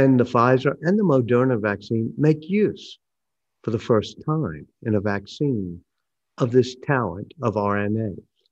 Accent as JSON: {"language": "English", "town": "New Orleans", "region": "Louisiana", "country": "United States", "tie": "born or raised there", "said": "I grew up here in New Orleans"}